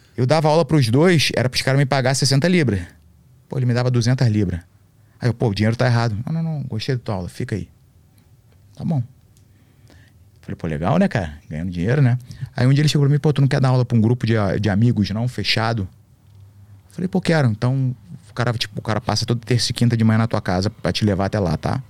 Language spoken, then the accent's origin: Portuguese; Rio de Janeiro, Brazil; moved away; also born or lived in Santa Catarina; E eu era de classe média no Rio